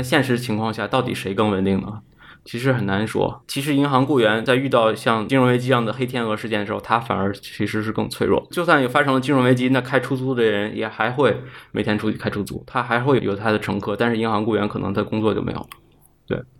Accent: Inner Mongolia, China; moved away as an adult; also born or lived in Beijing; 我算是出生在一个内蒙古的一个八线小城市吧，然后后来在北京读了大学

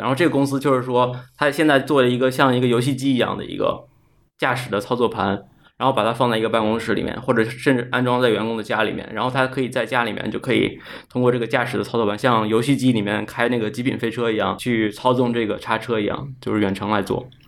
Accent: Inner Mongolia, China; moved away as an adult; also born or lived in Beijing; 我算是出生在一个内蒙古的一个八线小城市吧，然后后来在北京读了大学

